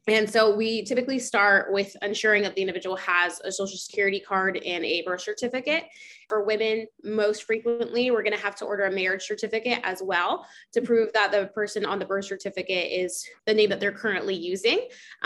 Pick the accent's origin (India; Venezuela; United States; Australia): United States; Orlando, Florida; I'm from Orlando